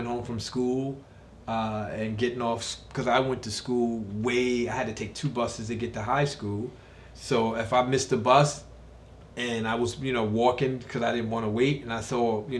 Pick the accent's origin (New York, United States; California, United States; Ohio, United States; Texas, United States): New York, United States; New York City; growing up in South Jamaica, Queens